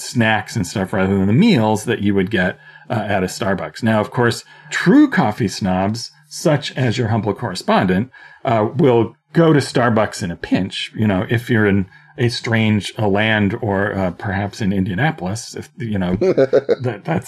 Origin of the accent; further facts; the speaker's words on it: Orillia, Ontario, Canada; when I was a teenager in my hometown of Orillia